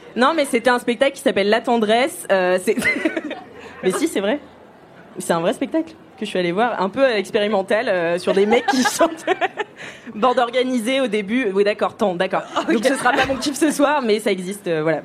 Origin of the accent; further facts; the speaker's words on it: Nantes, Pays de la Loire, France; Je rentre chez moi à Nantes